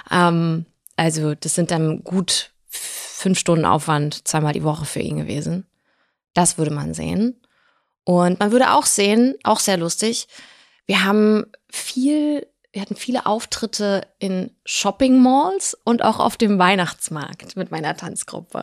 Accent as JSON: {"language": "German", "country": "Germany", "tie": "born or raised there", "also_born_or_lived": "Blagoveshchensk, Russia", "said": "wenn man in einem, in einem Land aufwächst, in Deutschland, und aber komplett sowjetisch sozialisierte Eltern hat"}